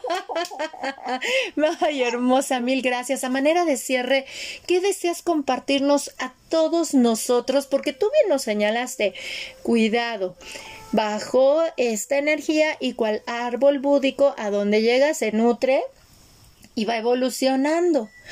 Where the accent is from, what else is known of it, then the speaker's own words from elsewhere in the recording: Mexico; yo nací en México y crecí en México